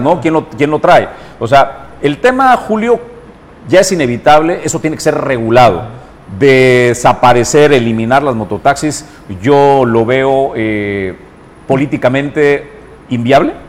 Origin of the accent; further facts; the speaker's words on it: Mexico; vivimos en el pueblo de México como mexicano